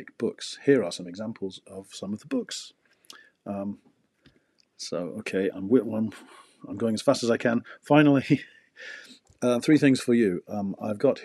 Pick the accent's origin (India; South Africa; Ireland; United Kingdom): United Kingdom; England; moved away as an adult; now in Abiko, Japan; I'm from England. Since 2007, I've lived in Abiko